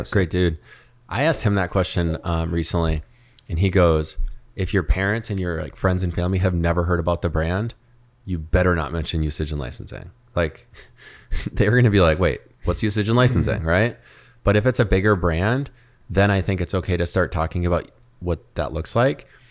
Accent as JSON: {"language": "English", "town": "Minneapolis", "region": "Minnesota", "country": "United States", "tie": "born or raised there", "moved": "as an adult", "lives_now": "Miami, United States", "said": "growing up in Minneapolis"}